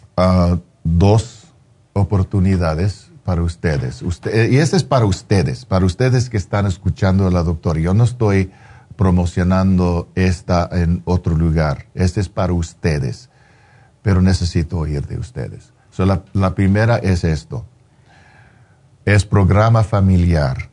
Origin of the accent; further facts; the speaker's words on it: Los Angeles, California, United States; yo soy un, chicano de East